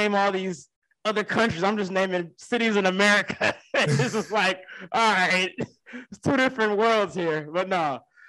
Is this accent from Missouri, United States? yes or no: yes; Kansas City, Missouri, United States; I was from Kansas City.